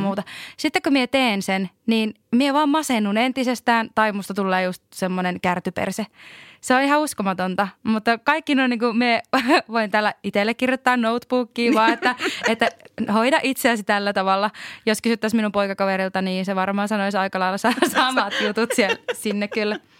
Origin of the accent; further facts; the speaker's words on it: Lapland, Finland; voin itse sanoa lappilaisena ihmisenä